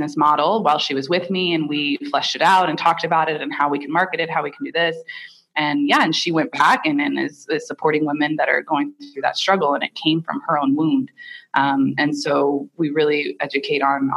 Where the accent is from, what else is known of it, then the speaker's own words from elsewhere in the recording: Indiana, United States; I grew up in Indiana with, you know, white Anglo-Saxon Protestant parents and grandparents